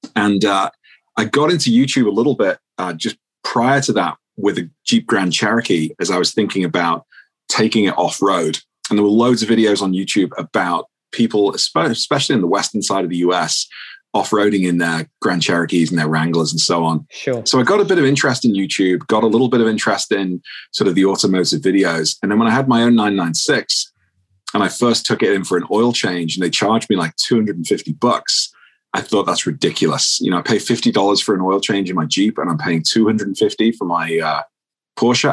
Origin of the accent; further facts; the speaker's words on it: United Kingdom; moved away as an adult; now in Minneapolis, United States; I'm a Brit.